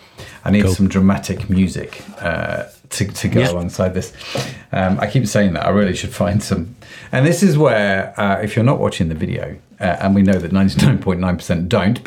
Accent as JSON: {"language": "English", "country": "United Kingdom", "said": "being a British Asian, and there is the diversity aspect of it."}